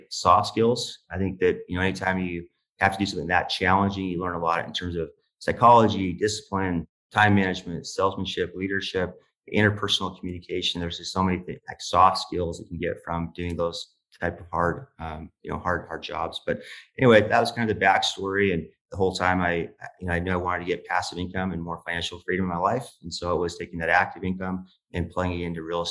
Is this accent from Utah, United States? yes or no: yes; Utah, United States; I'm from Utah, a very small town, about 2,000 people population base. I grew up in a, very blue collar home.